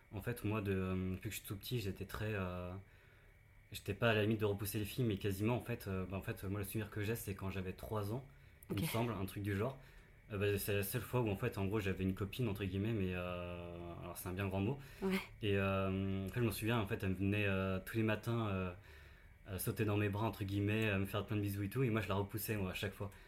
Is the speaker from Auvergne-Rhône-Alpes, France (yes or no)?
no; near Saint-Malo, Brittany, France; now in Paris, France; je ne suis pas parisien. je viens de, de Bretagne, d'à côté de Saint-Malo